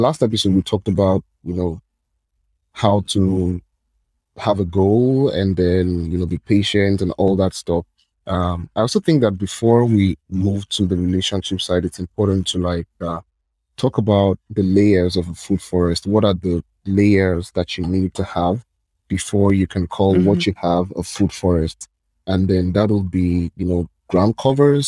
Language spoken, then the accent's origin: English; Lagos, Nigeria; I'm from Nigeria